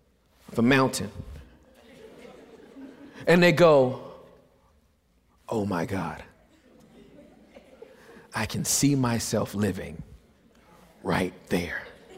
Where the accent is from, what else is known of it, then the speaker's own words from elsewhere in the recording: California, United States; You see, I'm from Southern California.